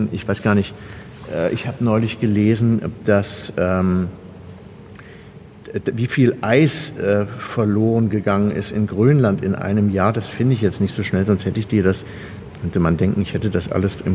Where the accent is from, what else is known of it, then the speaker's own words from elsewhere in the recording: Kassel, Hesse, Germany; ich komme ja aus Kassel, das ist ja die Stadt von Jakob und äh, Wilhelm Grimm.